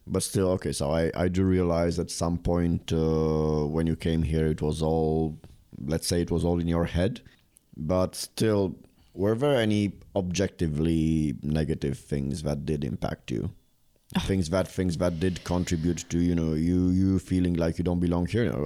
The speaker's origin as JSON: {"language": "English", "region": "Bucharest", "country": "Romania", "moved": "yes", "lives_now": "Prague, Czech Republic", "said": "I come from a place no one wants to visit. It's not a thing on a, on a you know on the global map of tourism. Bucharest"}